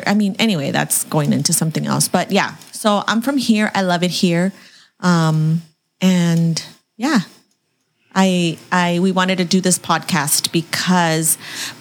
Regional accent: San Diego, California, United States; also born or lived in Arizona; I am born and raised in San Diego

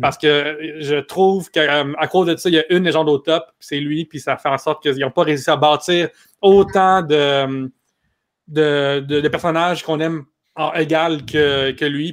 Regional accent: Quebec, Canada; en tant que Québécois

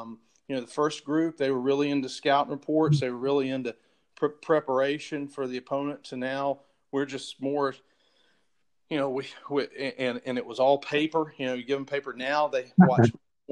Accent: Chapel Hill, North Carolina, United States; now in Atlanta, United States; I grew up right outside of Chapel Hill, North Carolina

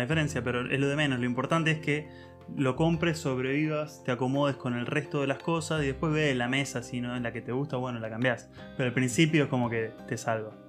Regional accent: Argentina; moved away as an adult; now in Germany; como argentino

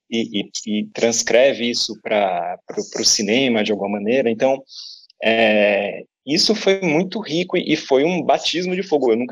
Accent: Salvador, Bahia, Brazil; moved away as an adult; now in São Paulo, Brazil; eu estava em São Paulo há três anos, é, mudei de Salvador em 2013

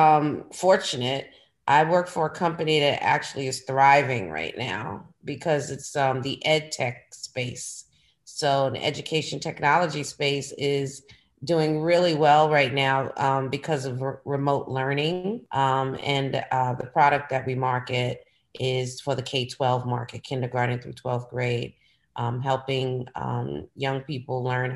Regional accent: New York City, New York, United States; now in Philadelphia, United States; I'm from New York, honey. I'm from Brooklyn, New York

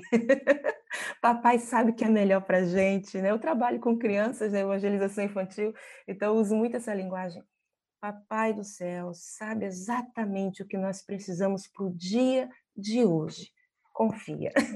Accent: Brazil; moved away as an adult; now in Mongolia; enquanto brasileira

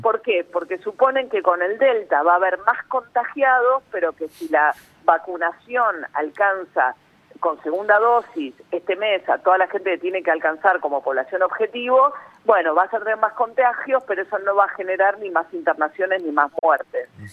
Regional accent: Argentina; nosotros como argentinos

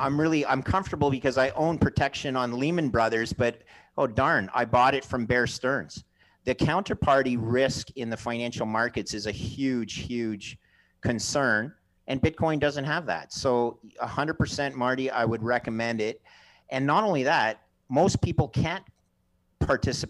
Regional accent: Canada; also born or lived in Montreal, Canada; I'm Canadian.

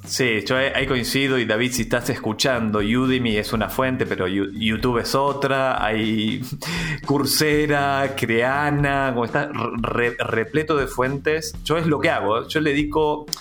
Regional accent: Argentina; moved away as an adult; now in Chile; yo soy argentino, hace 17 años que vivo en Chile

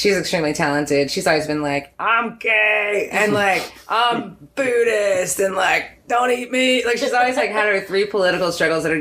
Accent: the South, United States; as a Southerner

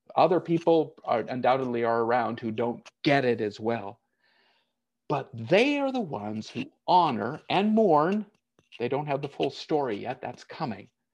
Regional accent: United States; moved away as an adult; I was born and raised in the United States. I've lived out of it longer than I ever lived in it

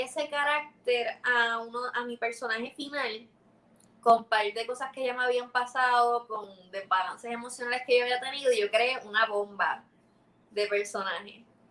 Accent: Puerto Rico

